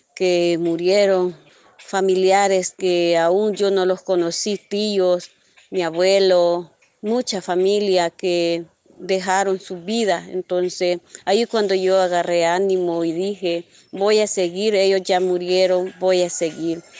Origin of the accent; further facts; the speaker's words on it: El Salvador; also born or lived in Honduras; soy del Salvador, vivo en una comunidad Santa Marta heroica.